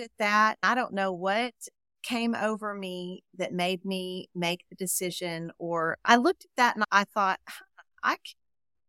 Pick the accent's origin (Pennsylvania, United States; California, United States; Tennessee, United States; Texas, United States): Texas, United States; also born or lived in Colorado; I am a Texan. I was actually born in Colorado, but my mom moved me here when I was 2, so I have Texas deep in my root for sure.